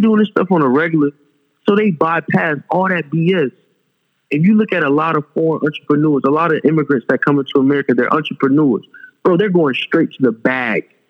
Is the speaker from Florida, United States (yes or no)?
yes; Fort Lauderdale, Florida, United States; also born or lived in Dubai; I'm from South Florida. I was born in Fort Lauderdale, Broward County.